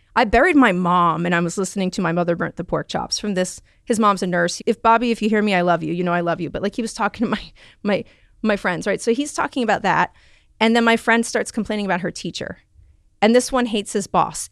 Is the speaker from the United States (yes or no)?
yes; New York City, New York, United States; I grew up in the Bronx.